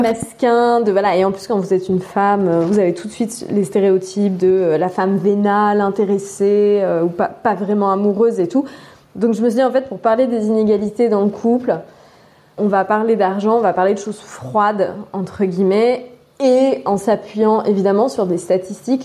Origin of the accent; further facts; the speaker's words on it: Drôme, Auvergne-Rhône-Alpes, France; moved away as an adult; also born or lived in Turkey / Russia; Je viens de la Drôme, un très beau euh, département où je suis toujours euh, émerveillée et ravie de, de revenir